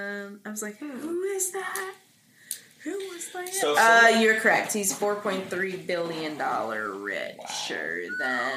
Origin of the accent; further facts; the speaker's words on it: New Jersey, United States; we said we're from Jersey, so we're near New York City